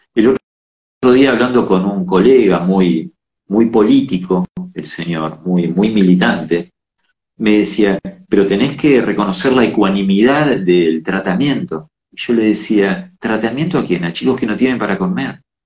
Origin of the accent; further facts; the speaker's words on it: Argentina; Somos América, somos Argentina